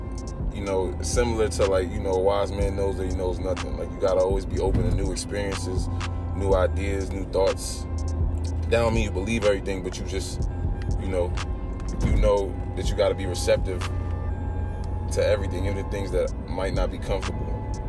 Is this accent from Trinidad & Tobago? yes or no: no; East Coast, United States; I'm from the East Coast.